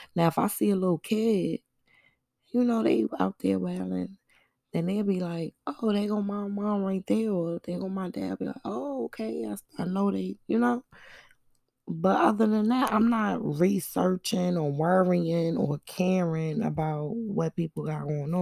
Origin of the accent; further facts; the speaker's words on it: New York City, New York, United States; Where I'm from, I'm from Brooklyn